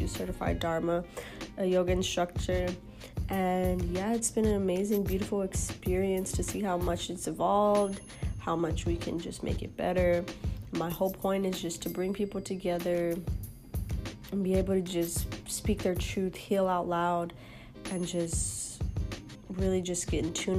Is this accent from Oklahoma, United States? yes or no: no; Houston, Texas, United States; now in Austin, United States; Born and raised in Houston, Texas, so not too far from my hometown